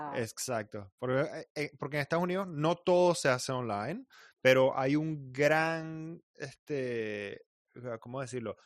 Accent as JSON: {"language": "Spanish", "country": "Venezuela", "tie": "born or raised there", "moved": "as an adult", "said": "cuando uno está creciendo en Venezuela"}